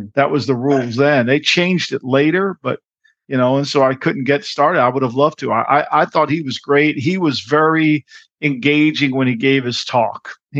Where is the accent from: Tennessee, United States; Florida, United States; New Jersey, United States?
New Jersey, United States; Ocean City; I'm a young kid growing up in South Jersey here in Ocean City.